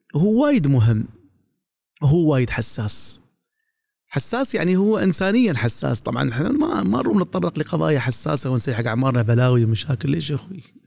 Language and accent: Arabic; Dubai, United Arab Emirates; عندنا في دبي